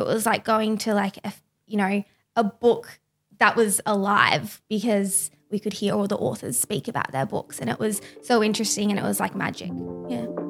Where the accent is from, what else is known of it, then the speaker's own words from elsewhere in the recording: Byron Bay, New South Wales, Australia; also born or lived in Lismore / Brisbane; I was born in Lismore with my identical twin sister. Um, we both grew up in Byron Bay.